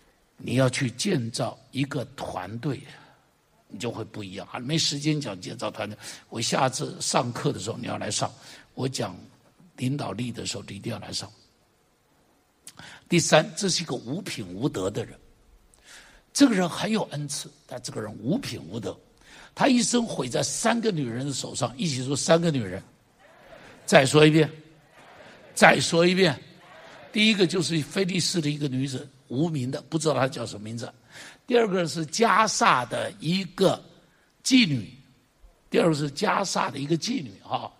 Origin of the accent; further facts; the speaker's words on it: China; 你看我们中国人讲侠，对不对？